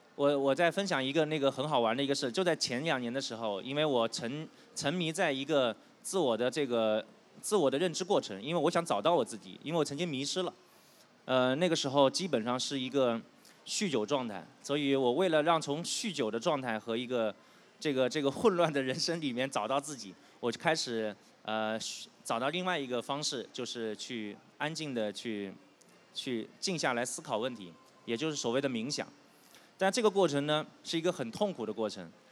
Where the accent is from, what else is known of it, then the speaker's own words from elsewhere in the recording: southern China, China; moved away; 我是一个南方人，我们家里呢有很多做生意的